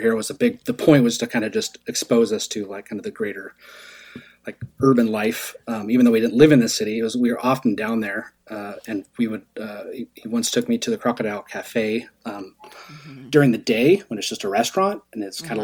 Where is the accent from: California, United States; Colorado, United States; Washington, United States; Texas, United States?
Washington, United States; Seattle area; also born or lived in Idaho; We moved from Idaho when I was 7 mm-hmm. and we moved to this to South or uh, it's not really South Seattle. It's like by SeaTac in Des Moines, Federal Way, Kent, oh, yeah. Auburn area.